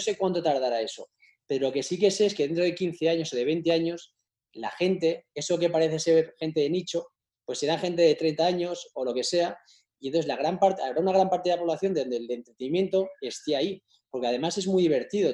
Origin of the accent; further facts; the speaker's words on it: Spain; muchos somos españoles